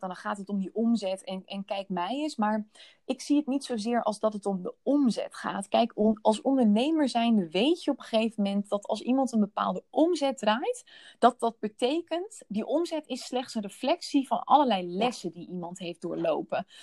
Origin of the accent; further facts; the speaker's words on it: Netherlands; merkte ik dat ik nog heel Nederlands daarin was